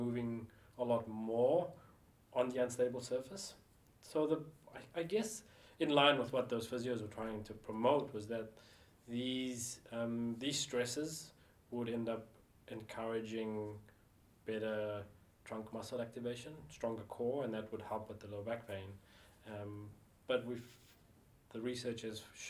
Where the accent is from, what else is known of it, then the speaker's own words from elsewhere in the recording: South Africa; moved away; also born or lived in Auckland, New Zealand; decided to go back and live in South Africa, my home country, as an adult